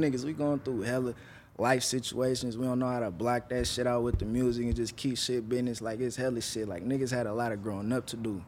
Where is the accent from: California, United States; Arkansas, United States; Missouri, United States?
California, United States; Vallejo; also born or lived in Oakland; I grew up in Vallejo.